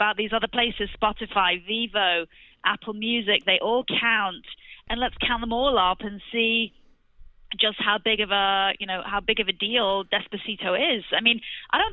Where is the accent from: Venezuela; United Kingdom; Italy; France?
United Kingdom; England; moved away as an adult; now in United States; I'm actually English